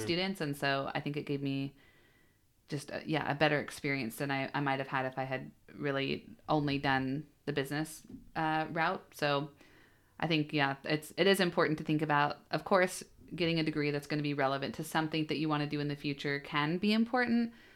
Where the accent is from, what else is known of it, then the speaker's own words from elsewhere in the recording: Bellingham, Washington, United States; I was born and raised in Bellingham, so I, uh, did my whole, yeah, I guess public education there